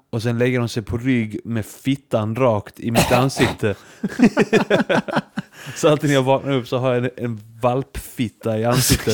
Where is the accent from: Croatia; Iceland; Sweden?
Iceland; jag är som islänning